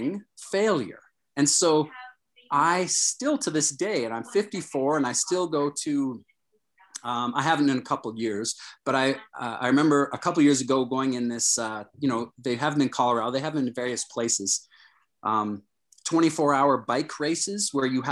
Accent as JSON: {"language": "English", "town": "Toronto", "region": "Ontario", "country": "Canada", "tie": "born or raised there", "said": "I grew up in Toronto"}